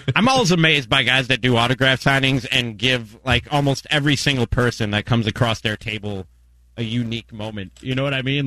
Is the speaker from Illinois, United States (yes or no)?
yes; Chicago, Illinois, United States; I grew up in Chicago watching those two guys